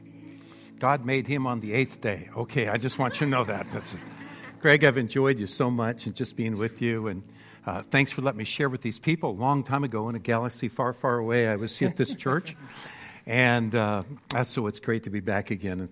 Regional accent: Phoenix, Arizona, United States; we're from Phoenix, Arizona, and fifth largest city in America now

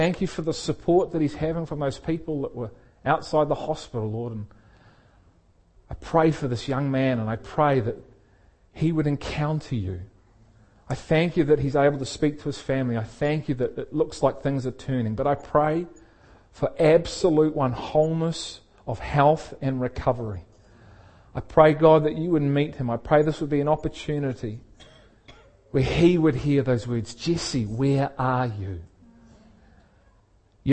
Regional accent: Liverpool, North West England, United Kingdom; I was born in England, in Liverpool in England

